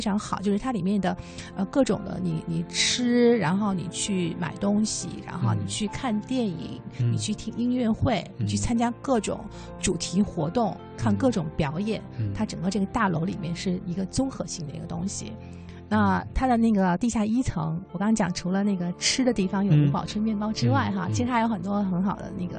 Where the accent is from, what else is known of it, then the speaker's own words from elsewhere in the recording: Beijing, China; 我当时跟他们说，我是从北京来的，